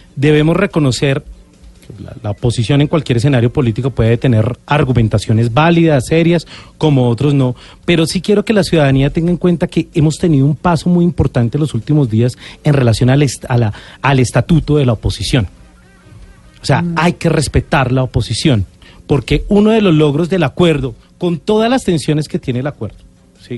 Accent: Colombia

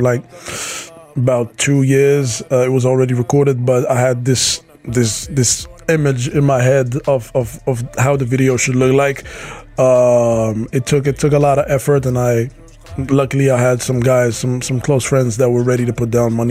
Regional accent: Casablanca, Casablanca-Settat, Morocco; the streets where I grew up in Casablanca

